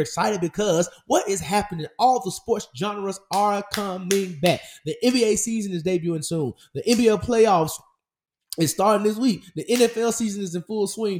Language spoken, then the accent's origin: English; Memphis, Tennessee, United States; my hometown Memphis